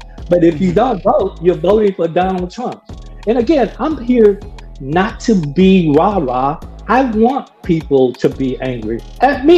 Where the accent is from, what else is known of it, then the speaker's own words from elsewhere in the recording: Gadsden, Alabama, United States; I've lived with racism growing up in Gaston, Alabama.